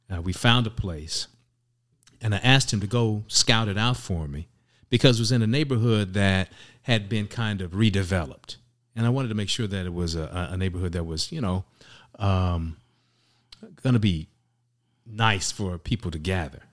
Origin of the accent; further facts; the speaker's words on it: Indianapolis, Indiana, United States; moved away as an adult; also born or lived in Chicago, Illinois; I was born in Indianapolis, Indiana, and that is where I was, uh, spent most of my time. I was raised there. I lived there till I was about, uh, forty, in my forties